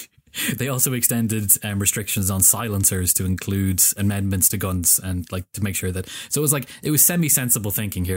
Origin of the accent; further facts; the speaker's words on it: Ireland; I'm an Irish dude sitting in Ireland